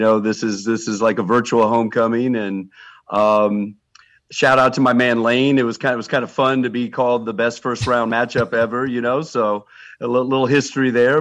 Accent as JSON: {"language": "English", "area": "Lawrence", "region": "Kansas", "country": "United States", "tie": "born or raised there", "moved": "yes"}